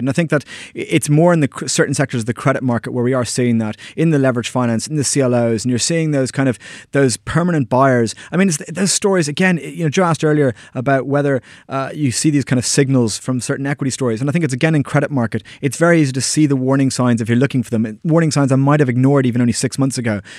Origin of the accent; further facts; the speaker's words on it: Ireland; moved away; all my friends back in Ireland